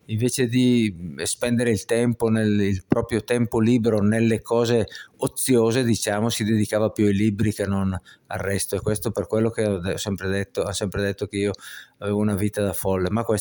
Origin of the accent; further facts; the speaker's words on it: Brescia, Lombardy, Italy; Sì, sì, sono di Brescia.